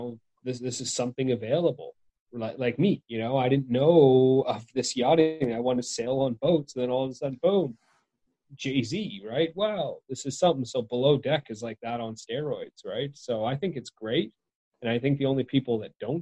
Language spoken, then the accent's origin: English; Victoria, British Columbia, Canada; my hometown's named after the Queen Victoria.